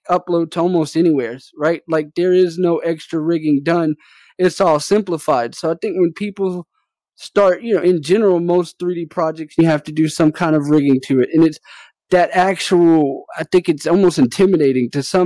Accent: New Orleans, Louisiana, United States; moved away; I'm originally from New Orleans

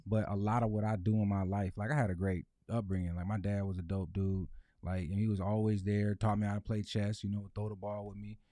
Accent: Lansing, Michigan, United States; born and raised in Lansing

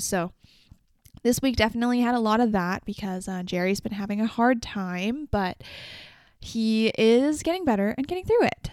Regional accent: Vancouver, British Columbia, Canada; I'm from Vancouver, B C

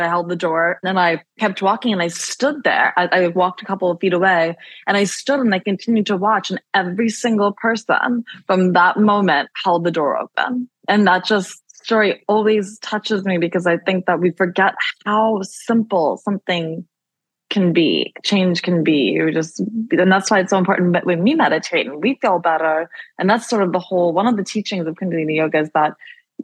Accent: Baltimore, Maryland, United States; moved away; I was coming home from Baltimore, where I'm from

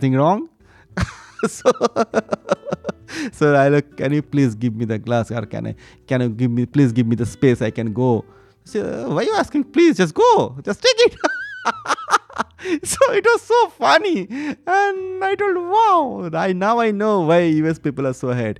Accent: eastern India, India; also born or lived in Gujarat; we are from Eastern India, from India

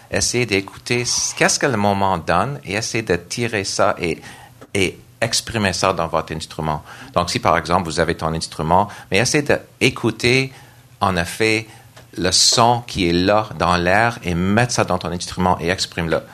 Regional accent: Nova Scotia, Canada; French is a second language; moved away as an adult; now in Montreal, Canada; je suis d'origine de Nouvelle-Écosse

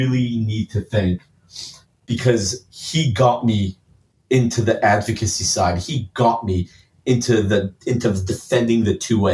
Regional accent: Los Angeles, California, United States; I grew up a spoiled LA boy

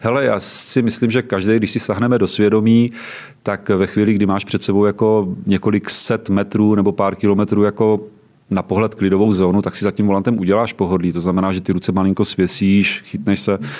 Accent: Třebíč District, Vysočina Region, Czechia; now in Prague, Czechia; Pocházím z Třebíčska

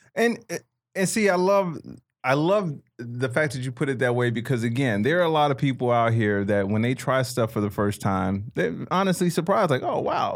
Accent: Chicago, Illinois, United States; moved away; growing up in Chicago

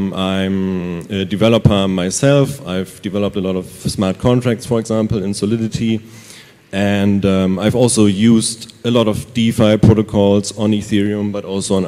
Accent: Germany; I'm from Germany

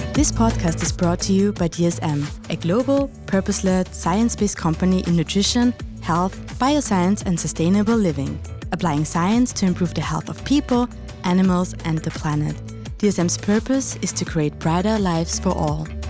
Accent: Austria; Heinz and I, we're both from Austria

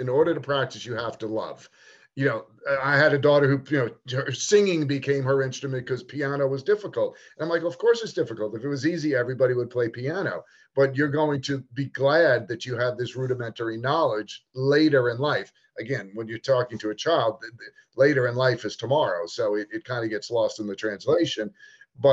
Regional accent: New York, United States; growing up in New York, we had certain court hours

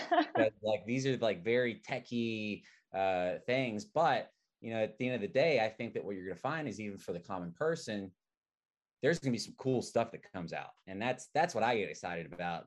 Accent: Arkansas, United States; now in San Francisco, United States; I'm from Arkansas, and uh, being from Arkansas

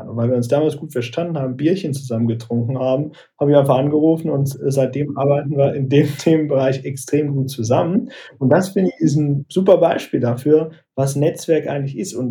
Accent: Aachen, North Rhine-Westphalia, Germany; also born or lived in Düsseldorf; Tatsächlich bin ich gebürtiger Düsseldorfer, aber ich will mich schon als gebürtigen Rheinländer bezeichnen. Ursprünglich komme ich aus Aachen, liegt zwar nicht am Rhein, aber der Aachener fühlt sich schon als Rheinländer eher.

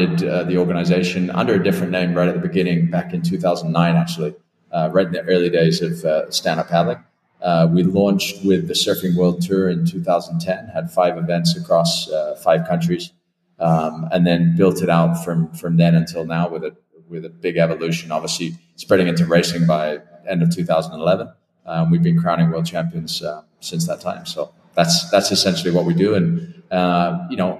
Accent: Twickenham, London, United Kingdom; moved away; I grew up in Twickenham. I'm British by nationality, so I naturally have connections and background in England, although I haven't lived in the country pretty much for 27 years

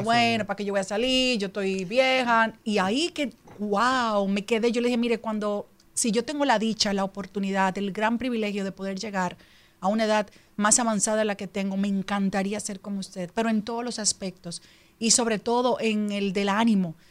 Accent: Dominican Republic; Yo amo a la República Dominicana, yo soy dominicana

